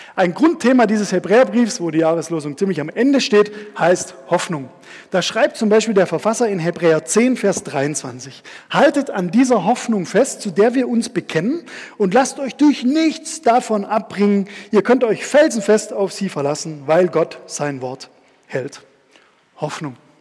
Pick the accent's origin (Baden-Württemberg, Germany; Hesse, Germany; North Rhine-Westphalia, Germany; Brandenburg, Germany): Baden-Württemberg, Germany; Stuttgart; Da bin ich auch aufgewachsen, so seitdem ich ähm, zehn war.